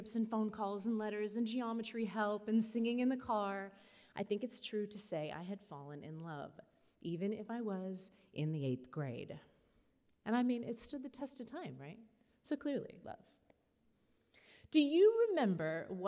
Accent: Weeki Wachee River, Florida, United States; I grew up swimming in the Wiki-Watchee River

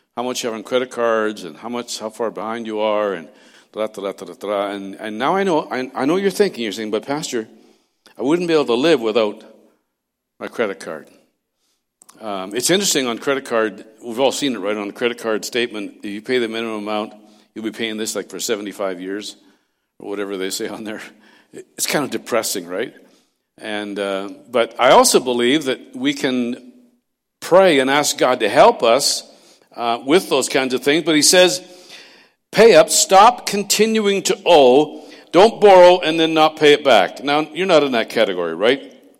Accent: Castlegar, British Columbia, Canada; moved away; I was raised in Castlegar, not far from there

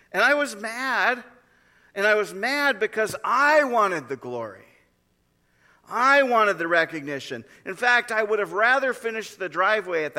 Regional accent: North Dakota, United States; moved away; I grew up in North Dakota

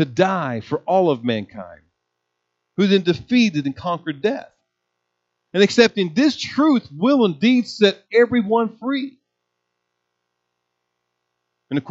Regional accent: United States; as Americans and Christians

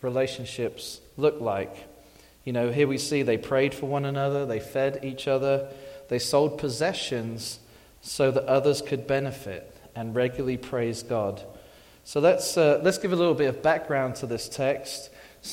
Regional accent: England, United Kingdom; moved away as an adult; I'm from England

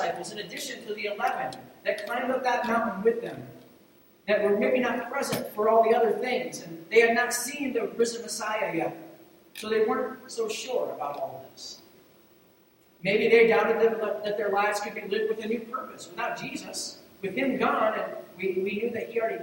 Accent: Ohio, United States; moved away; Where I grew up in Ohio, we called it route because it's R-O-U-T-E versus R-O-O-T

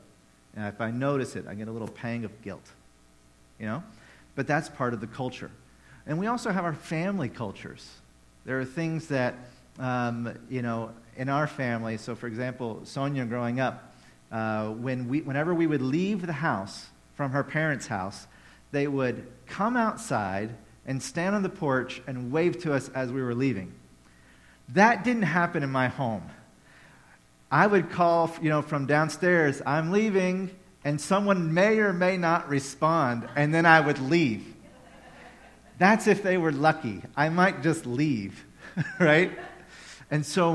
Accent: Tennessee, United States; moved away; I grew up in Tennessee

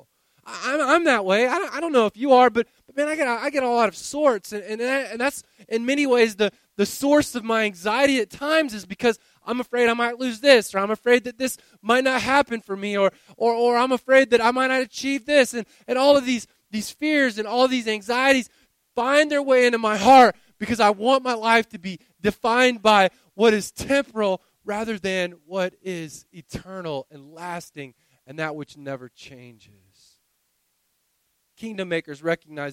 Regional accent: the South, United States; I grew up in the South

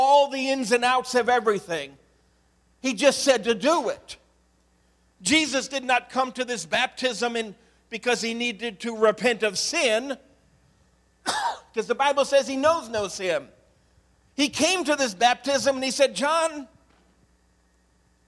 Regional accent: Medina, Ohio, United States; In the 70s, I grew up in Medina, Ohio

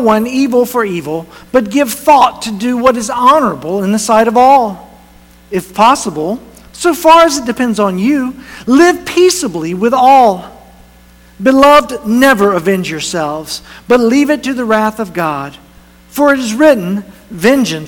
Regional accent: North Carolina, United States; moved away as an adult; it's the church that I first was a part-time youth pastor in when I was in college. It's my hometown

